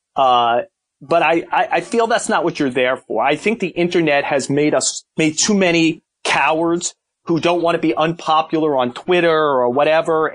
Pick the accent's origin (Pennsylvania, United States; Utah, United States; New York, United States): New York, United States; New York City; we grew up in Brooklyn